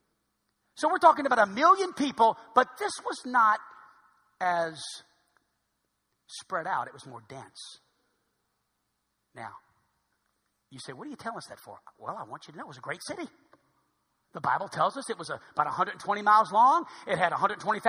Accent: New Orleans, Louisiana, United States; now in Hot Springs, United States; I'm from New Orleans.

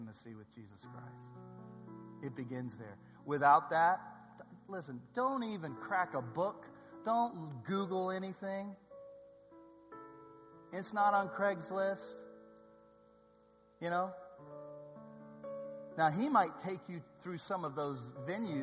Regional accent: Southern California, United States; I'm from SoCal

